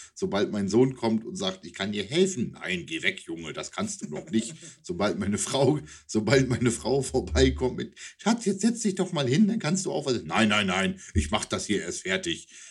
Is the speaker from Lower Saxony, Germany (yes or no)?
yes; East Frisia, Lower Saxony, Germany; now in Wunstorf, Germany; in meiner Heimat, äh, nein, in der Heimat nicht mehr, da war ich in Ostfriesland, aber hier in Wunsdorf